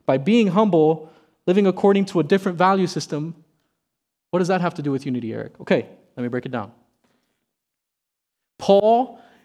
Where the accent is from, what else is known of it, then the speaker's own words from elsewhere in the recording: South Miami, Florida, United States; I never enjoyed field day in elementary school when I grew up in South Miami.